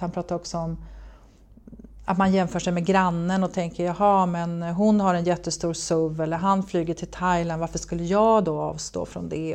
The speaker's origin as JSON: {"language": "Swedish", "town": "Gävle", "region": "Gävleborg County", "country": "Sweden", "also_born_or_lived": "United States", "said": "Gävle kommun, Gävleborgs kommun som jag kommer ifrån"}